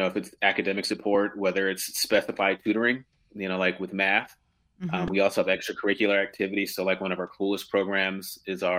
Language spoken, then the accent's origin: English; Philadelphia, Pennsylvania, United States; moved away as an adult; now in Washington, D.C., United States; I wish I could say that I'm a native Washingtonian, but originally from Philadelphia.